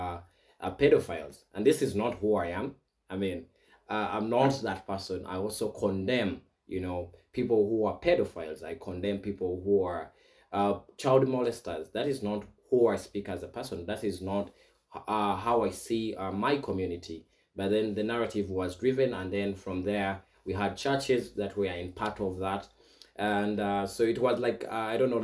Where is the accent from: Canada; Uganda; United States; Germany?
Uganda; Buganda Kingdom, Central Region; now in Kenya; where I come from the Buganda Kingdom